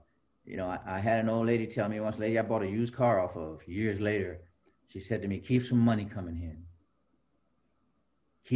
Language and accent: English; Fort Worth, Texas, United States; moved away; also born or lived in New Jersey; I grew up in Texas